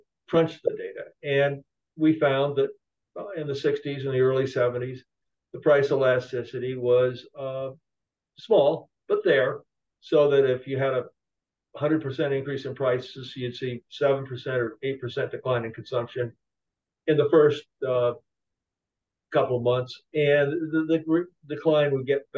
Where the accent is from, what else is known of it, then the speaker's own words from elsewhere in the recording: California, United States; I'm originally from California